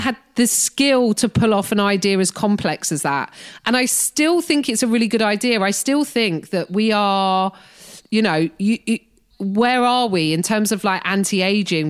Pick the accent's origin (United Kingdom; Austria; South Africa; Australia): United Kingdom; moved away as an adult; now in United States; being a British person in America